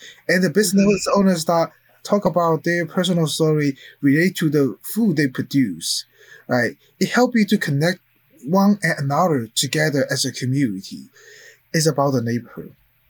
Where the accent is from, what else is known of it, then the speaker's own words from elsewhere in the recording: Philadelphia, Pennsylvania, United States; I'm not living in Chinatown, but I grew up in Chinatown.